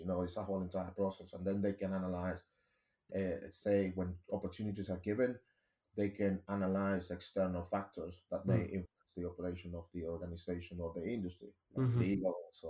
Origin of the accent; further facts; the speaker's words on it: Nicaragua; English is a second language; moved away as an adult; now in United Kingdom; and I remember when I moved to the UK, because I'm originally from Latin America, a tiny country called Nicaragua, I explored multiple opportunities.